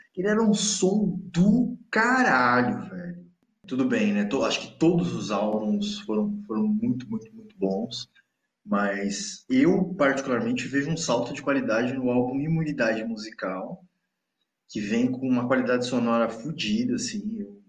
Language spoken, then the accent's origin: Portuguese; Cubatão, São Paulo, Brazil; also born or lived in Santos; por eu ter crescido na Baixada, muito mais em Cubatão do que em Santos. Eu nasci em Santos e vivi uma parte significativa também da adolescência em Santos